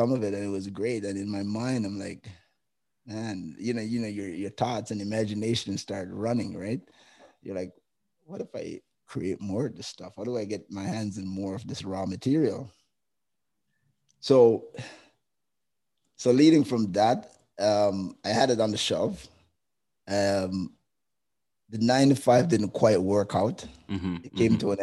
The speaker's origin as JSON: {"language": "English", "country": "Jamaica", "moved": "yes", "lives_now": "Canada", "said": "being Jamaican"}